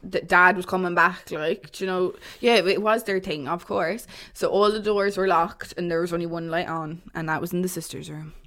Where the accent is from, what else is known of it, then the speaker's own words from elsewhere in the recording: Waterford, Munster, Ireland; I'm from Waterford